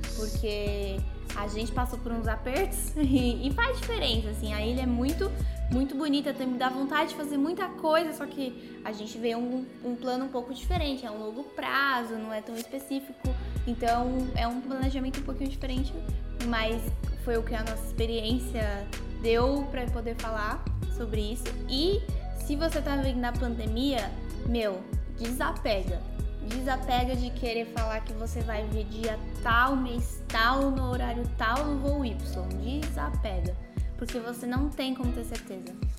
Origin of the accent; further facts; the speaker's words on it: São Paulo, Brazil; moved away as an adult; now in Malta; a gente é de São Paulo